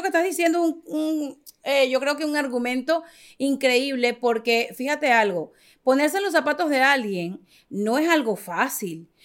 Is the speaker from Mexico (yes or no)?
no; Caracas, Capital District, Venezuela; moved away as an adult; now in United States; yo soy venezolana, nacida en Caracas